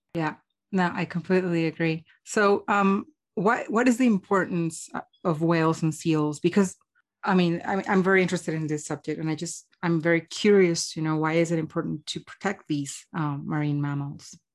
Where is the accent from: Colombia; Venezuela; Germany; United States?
Colombia; I'm Colombian